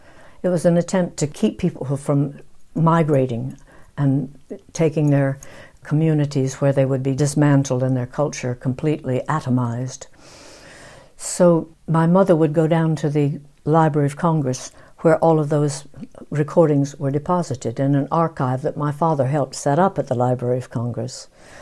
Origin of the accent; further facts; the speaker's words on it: England, United Kingdom; I am British. I feel that I'm English.